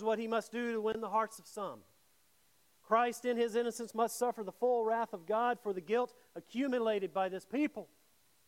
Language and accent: English; Mississippi, United States; I grew up in Mississippi